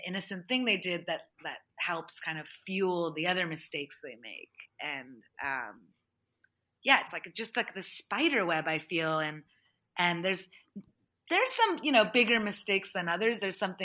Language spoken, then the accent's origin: English; United States; I grew up as a first generation immigrant American.